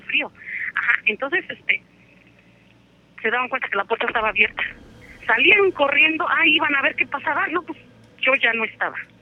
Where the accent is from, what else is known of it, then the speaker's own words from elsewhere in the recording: Atlixco, Puebla, Mexico; yo soy de Atlisco, Puebla